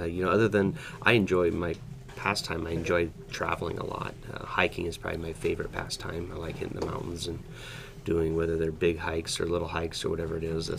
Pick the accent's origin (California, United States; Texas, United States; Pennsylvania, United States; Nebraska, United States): Nebraska, United States; Denton; also born or lived in Fullerton, Nebraska; I grew up in Denton, Nebraska, which is close by here. And I went to school at Crete High School.